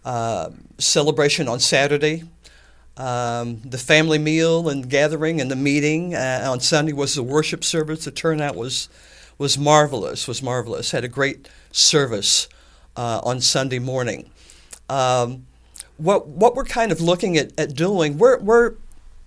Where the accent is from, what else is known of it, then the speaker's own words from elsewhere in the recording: Atlanta, United States; I was raised in Atlanta on the farm, and we had John Deere tractors